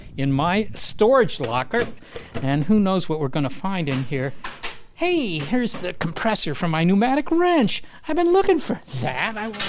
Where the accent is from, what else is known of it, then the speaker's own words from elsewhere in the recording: Virginia, United States; moved away as an adult; also born or lived in Europe; growing up in Virginia